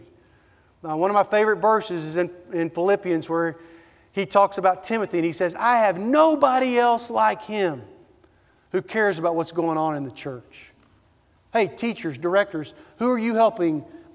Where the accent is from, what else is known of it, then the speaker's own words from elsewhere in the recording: Nashville, Tennessee, United States; I grew up in Nashville, Tennessee